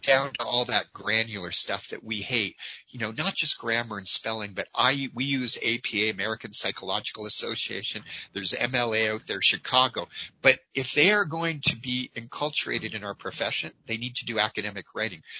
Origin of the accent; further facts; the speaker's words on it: Calgary, Alberta, Canada; my hometown of Calgary